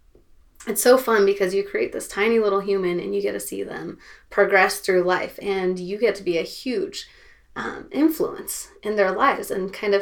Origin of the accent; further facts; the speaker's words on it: Seattle, Washington, United States; I am from Seattle, and I grew up there